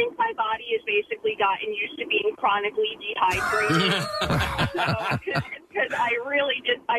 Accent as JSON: {"language": "English", "town": "Philadelphia", "region": "Pennsylvania", "country": "United States", "said": "And yes, I say water. I'm from Philly."}